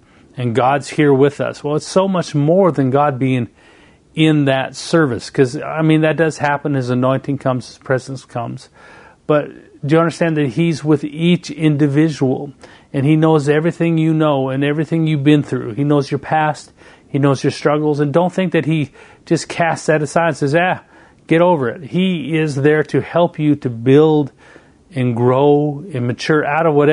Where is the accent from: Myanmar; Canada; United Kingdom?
Canada; moved away as an adult; now in United States; I moved from Canada and went all the way to the United States, 3,000 miles away from home